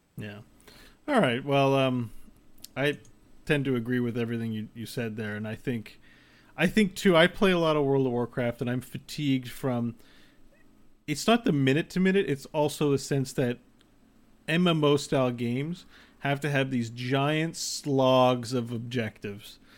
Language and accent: English; Canada; we're Canadian